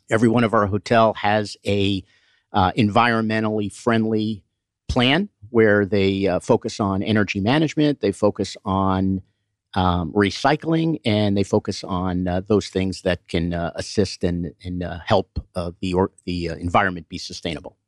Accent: Boston, Massachusetts, United States; raised and born up in, uh, Boston

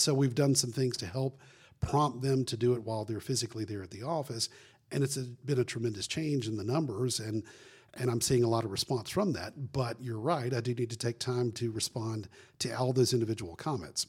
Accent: Florida Panhandle, United States; I grew up in the Panhandle of Florida

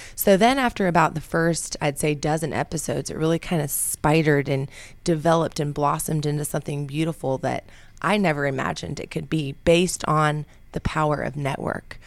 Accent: Brooks, Georgia, United States; also born or lived in Albuquerque, New Mexico; I moved to Brooks, Georgia, which is very near Peachtree City, which is also known as the Golf Cart community, and that's where I grew up.

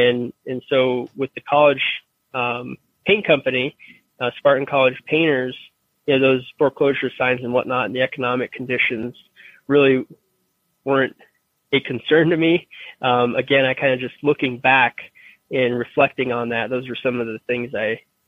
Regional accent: Denver, Colorado, United States; I'm originally from Denver, Colorado, and I went to school out of state. I went to Michigan State

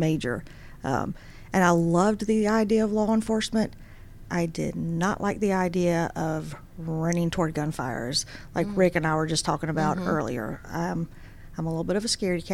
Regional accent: Dublin, Georgia, United States; also born or lived in Washington, D.C.; I grew up in Dublin, Georgia, which is where my dad's family grew up

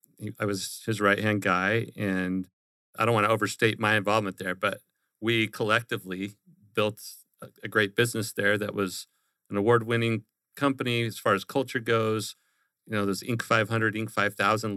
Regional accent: Glendale, Arizona, United States; now in Gilbert, United States; So I grew up here in the Valley in Glendale on the west side. I live in Gilbert now on the east side.

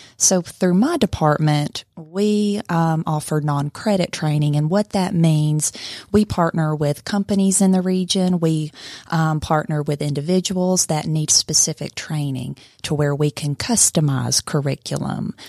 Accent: Blue Ridge, Georgia, United States; now in Cartersville, United States; originally from Blue Ridge, Georgia.

